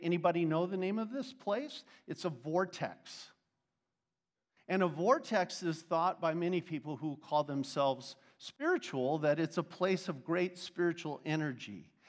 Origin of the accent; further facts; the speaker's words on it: Arizona, United States; I'm from Arizona.